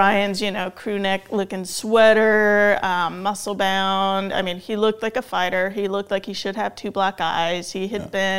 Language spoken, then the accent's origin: English; Tehachapi, California, United States; also born or lived in Mammoth Lakes, California; I was born in Mammoth, lived there till I was about 8, and then we moved to Tehachapi, California, which is out near Bakersfield, high desert. And we grew up out on 20 acres there until I was, until I left home